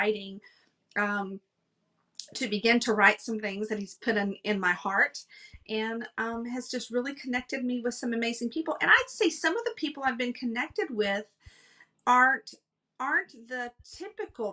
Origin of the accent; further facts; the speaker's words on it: Texas, United States; moved away as an adult; also born or lived in Los Angeles, California; We moved from Texas. I had never lived outside of Texas ever.